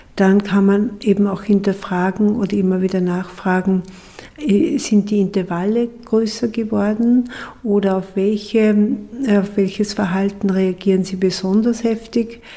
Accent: Austria

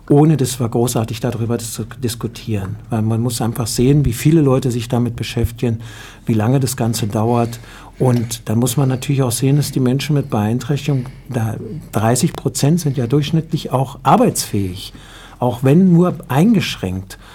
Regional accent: Germany; also wir, ich, ich komme nun aus Deutschland, muss ich dazu sagen, dann schaue ich immer nach Deutschland.

